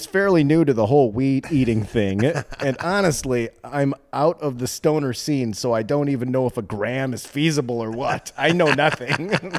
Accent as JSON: {"language": "English", "region": "Midwest", "country": "United States", "said": "Welp, I'm from the Midwest"}